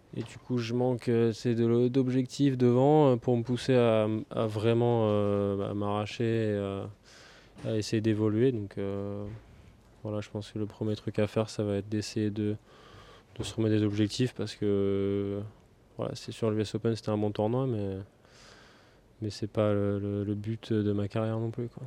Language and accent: French; Saint-Germain-lès-Corbeil, Île-de-France, France; moved away as an adult; also born or lived in Cap d'Agde; J'ai commencé vers 3-4 ans à Saint-Germain-les-Corbeilles, en région parisienne